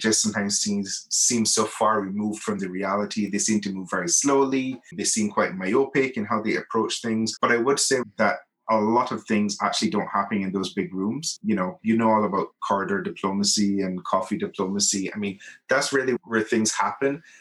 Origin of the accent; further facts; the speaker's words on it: Barbados; moved away as an adult; now in Geneva, Switzerland; I'm from Barbados, a very small, beautiful island in the Caribbean